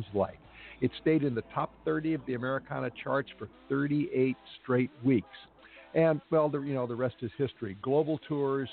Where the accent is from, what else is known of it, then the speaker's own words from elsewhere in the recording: Los Angeles, California, United States; a crazy mega city like my hometown here in Los Angeles